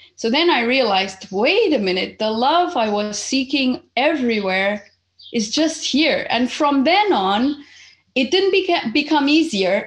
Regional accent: Portugal; also born or lived in Zimbabwe; I was born in Zimbabwe almost 49 years ago. And I happened to come to Portugal when I was eight because my family was originally Portuguese. And so my mom just came, brought me here

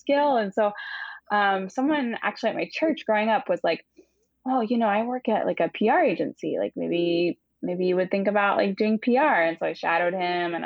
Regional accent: Seattle, Washington, United States; moved away as an adult; now in New York, United States; I am from Seattle originally

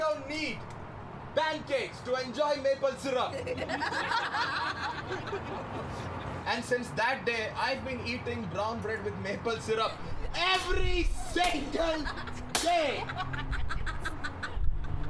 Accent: India; moved away as an adult; now in Toronto, Canada; I'm from India, right? I moved to Toronto in 2015

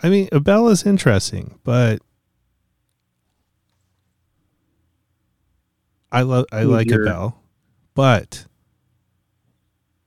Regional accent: Canada; also born or lived in Kamloops; I'm from Canada

